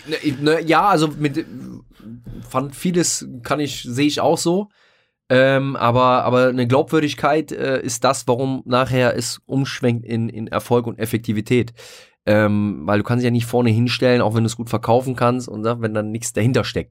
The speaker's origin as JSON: {"language": "German", "region": "Rhineland", "country": "Germany", "tie": "born or raised there", "said": "ich bin als äh, gebürtiger Glapper Rheinländer"}